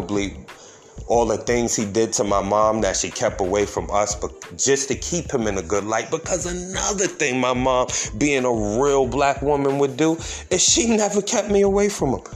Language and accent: English; Yonkers, New York, United States; moved away as an adult; now in North Carolina, United States; I grew up in Yonkers, New York